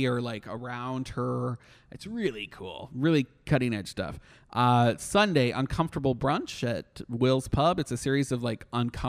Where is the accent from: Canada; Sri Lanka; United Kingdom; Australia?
Canada; now in Orlando, United States; as a Canadian, I'm used to like house concerts.